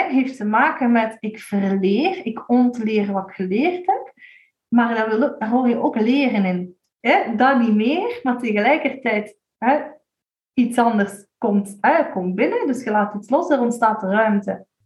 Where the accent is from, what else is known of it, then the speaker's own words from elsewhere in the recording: Limburg, Belgium; We zijn Limburgers.